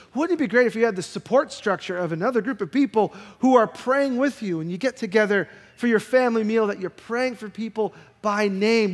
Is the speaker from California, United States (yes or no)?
no; New York, United States; I'm a New Yorker.